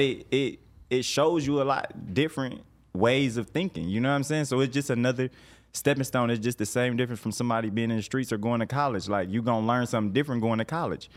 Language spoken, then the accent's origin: English; Detroit, Michigan, United States; moved away as an adult; now in Atlanta, United States; I'm from Detroit originally